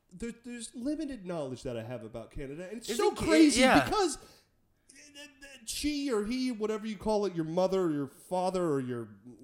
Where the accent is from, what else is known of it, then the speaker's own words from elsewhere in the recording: United States; as an American